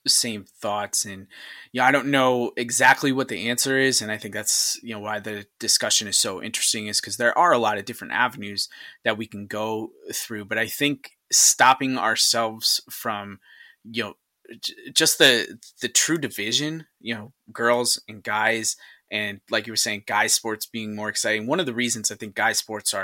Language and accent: English; Syracuse, New York, United States; my hometown in Syracuse